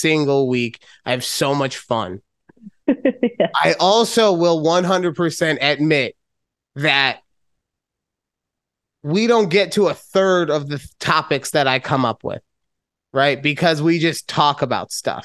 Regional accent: Las Vegas, Nevada, United States; moving to my hometown of Las Vegas

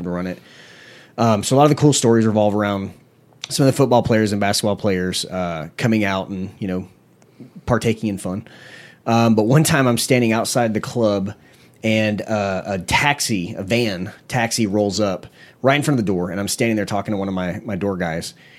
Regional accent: Panama City, Florida, United States; I'm from Panama City, Florida.

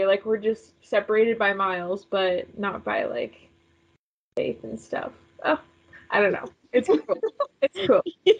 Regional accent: Connecticut, United States; I am from Connecticut.

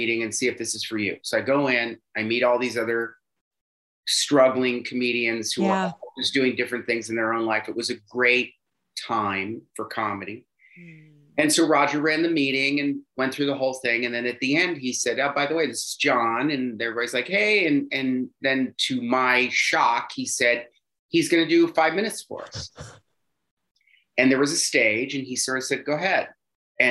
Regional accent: Cincinnati, Ohio, United States; moved away as an adult; also born or lived in Chicago; a young gay man growing up in Cincinnati, Ohio

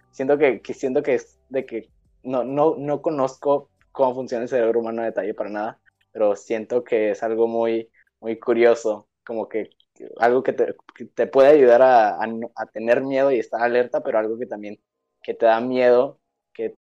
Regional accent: Mexico; nosotros como mexicanos

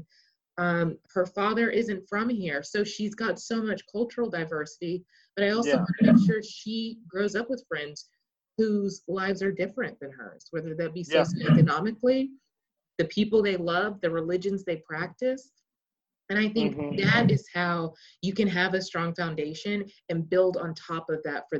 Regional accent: Texas, United States; staying with all of us being Texan, I think you can understand this, staying in this very conservative country. I mean, I live across the street from a horse farm, okay? Stereotypical Texas life.

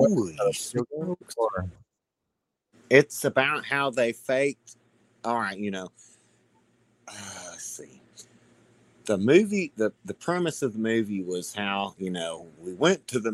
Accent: Florida, United States; I'm from Florida

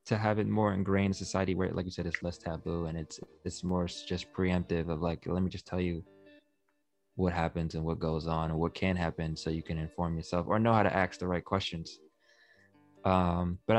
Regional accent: New York City, New York, United States; I'm from Queens

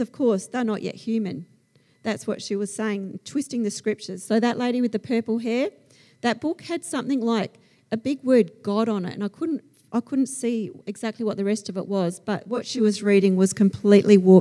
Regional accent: Australia; accent: Aussie; my Aussie accent

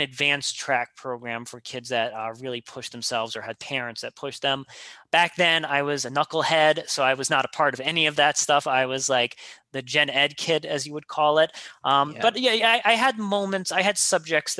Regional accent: New York City, New York, United States; I grew up in Queens, New York

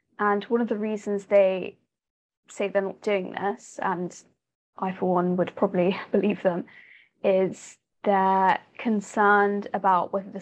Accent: United Kingdom; I'm a British person

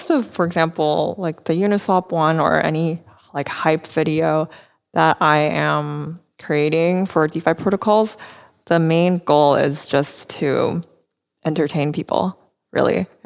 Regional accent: Vancouver, British Columbia, Canada; also born or lived in United States / London; now in Taiwan; I would always tell people that like I'm from Taiwan because I was born here and my parents are here, um, so those are like will always be my roots. But yeah, I I've spent um, my childhood in Vancouver as well.

